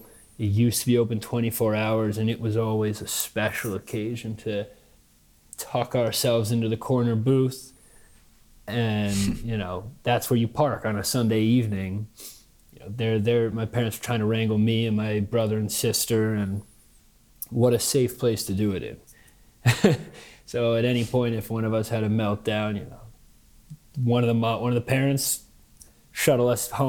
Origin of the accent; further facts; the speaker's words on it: Manhattan, New York, United States; I mean, just the seamless melding of worlds, you know, as opposed to, I'll also finish with New York and then I'll like show the other contradiction that I lived